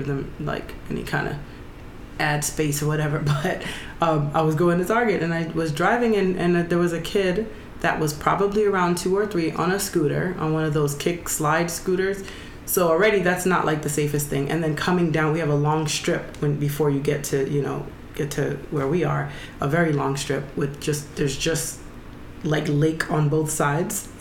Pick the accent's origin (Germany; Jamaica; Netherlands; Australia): Jamaica; I'm not from America anyway, so it's not like it's a normal it's not a normal holiday for us in Jamaica.